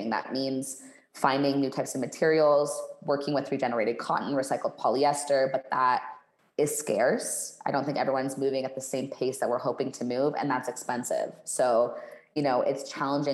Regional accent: Canada; moved away as an adult; now in Mexico; I'm Canadian

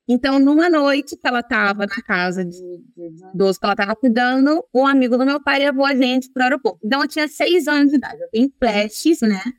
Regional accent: Italy; also born or lived in Brazil; Eu nasci no Brasil e eu vim para Itália quando eu era um bebê ainda, com os meus pais.

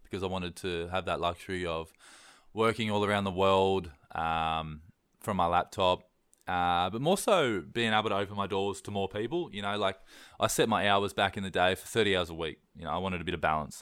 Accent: East Coast, Australia; I'm from East Coast, Australia

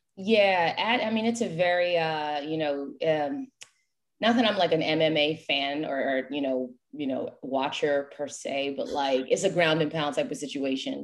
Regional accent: New York, United States; moved away as an adult; also born or lived in Haiti (ancestry) / Greensboro, North Carolina; now in Florida, United States; I had to walk away from New York, my hometown

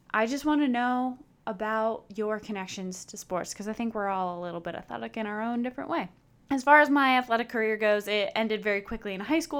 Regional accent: Chicago, Illinois, United States; I am born and raised in Chicago

